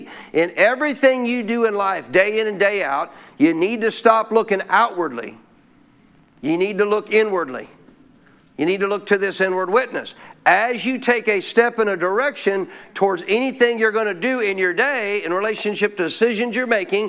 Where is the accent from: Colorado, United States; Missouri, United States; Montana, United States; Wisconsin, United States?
Montana, United States; I grew up in Montana in a cold nation, in a cold area of the nation